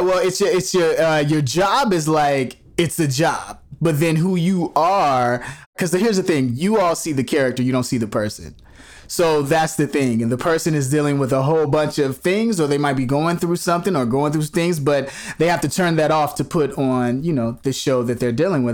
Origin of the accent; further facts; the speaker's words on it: Chicago, Illinois, United States; moved away; growing up in Chicago